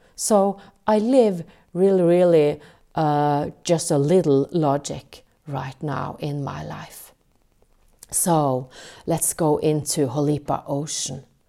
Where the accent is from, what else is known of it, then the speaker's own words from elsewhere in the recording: Norway; English is a second language; I'm from Norway.